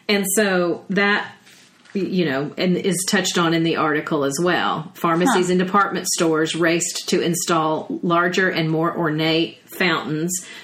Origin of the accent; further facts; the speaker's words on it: the South, United States; accent: southern; my southern accent